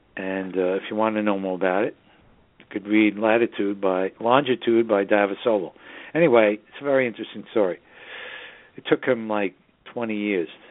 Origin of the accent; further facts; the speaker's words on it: New York City, New York, United States; now in Hudson Valley, United States; the northern suburbs of New York City, my hometown